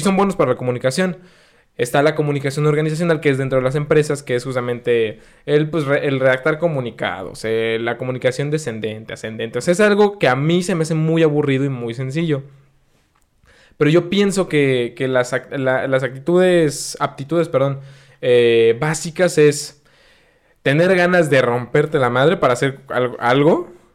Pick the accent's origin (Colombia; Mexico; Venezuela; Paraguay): Mexico; Mexico City; moved away; yo soy de la Ciudad de México